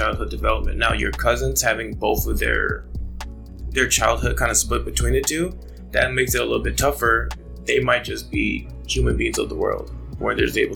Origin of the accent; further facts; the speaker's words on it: United States; originally, I was born in America.